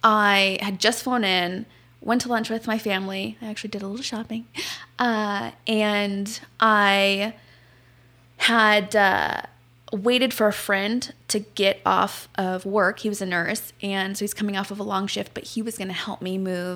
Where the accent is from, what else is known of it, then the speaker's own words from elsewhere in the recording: Tucson, Arizona, United States; moved away as an adult; now in Utah, United States; So I'm originally from Arizona. That's obviously where the story takes place. I'm originally from Tucson. My family lives in Mesa, Arizona now.